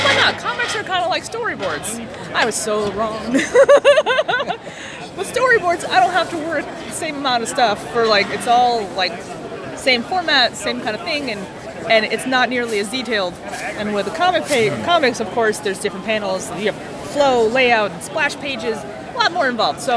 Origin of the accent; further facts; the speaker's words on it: Florida, United States; I'm from Florida, so like not local here, but like local in Florida